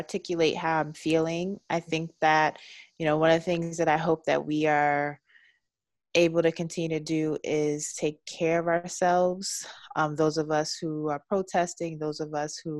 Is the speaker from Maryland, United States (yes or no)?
yes; Baltimore, Maryland, United States; also born or lived in Washington, D.C.; now in Los Angeles, United States; I'm from Baltimore.